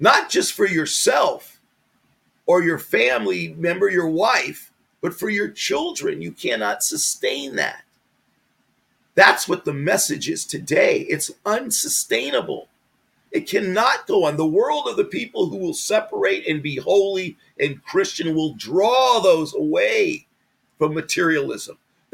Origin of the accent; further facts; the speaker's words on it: United States; I'm an American